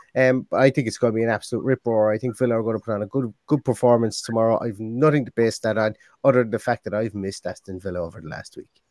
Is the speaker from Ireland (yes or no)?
yes; Limerick, Munster, Ireland; I'm from Limerick